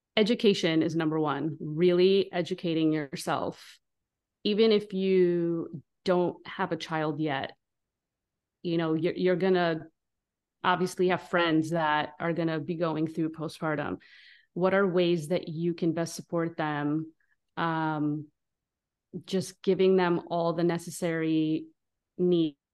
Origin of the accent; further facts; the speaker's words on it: Israel; now in United States; I'm from Israel now. S, since I'm from the Middle East